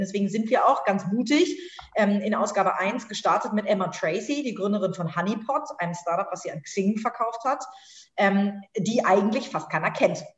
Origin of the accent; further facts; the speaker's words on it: Hamburg, Germany; bin tatsächlich in Hamburg aufgewachsen, habe hier studiert, bin zur Schule gegangen